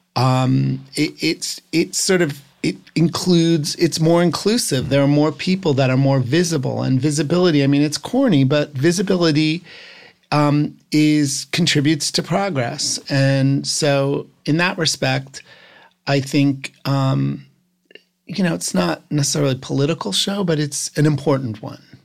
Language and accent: English; New Jersey, United States; I'm from New Jersey.